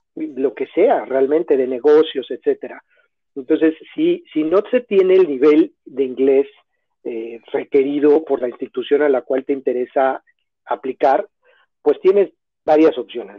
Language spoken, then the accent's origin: Spanish; Mexico City, Mexico; moved away as an adult; also born or lived in Barrie, Ontario, Canada; now in Toronto, Canada; yo soy originario de la Ciudad de México